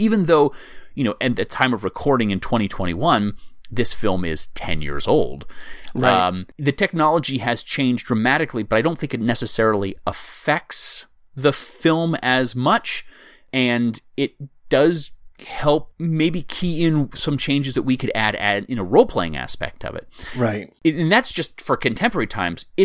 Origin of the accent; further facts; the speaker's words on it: United States; as an American